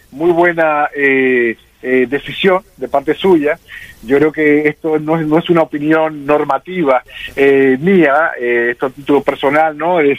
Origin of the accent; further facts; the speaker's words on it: Dominican Republic; Somos los dominicanos que vivimos en ultramar